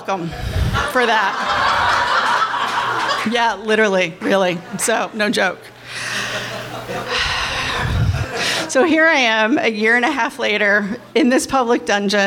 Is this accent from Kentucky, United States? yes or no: yes; Kentucky, United States; I'm from Kentucky. I went to Catholic schools